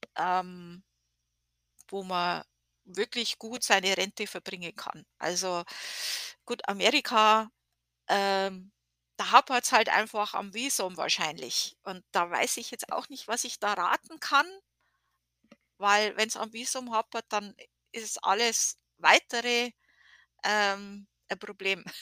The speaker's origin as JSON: {"language": "German", "country": "Germany", "moved": "yes", "lives_now": "United States", "said": "wir als Deutsche"}